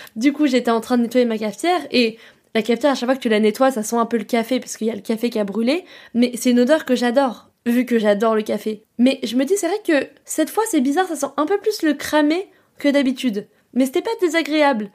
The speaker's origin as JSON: {"language": "French", "area": "Paris suburbs", "region": "Île-de-France", "country": "France", "also_born_or_lived": "New York", "lives_now": "Paris, France", "said": "chez moi dans ma ville en banlieue"}